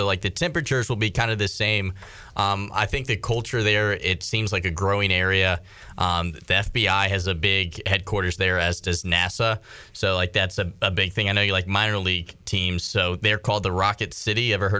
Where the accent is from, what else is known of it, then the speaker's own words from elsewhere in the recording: Suffolk, Virginia, United States; moved away as an adult; now in Greenville, United States; I'm close to this area. I'm from Suffolk, Virginia, just up the road. It's like an hour and a half.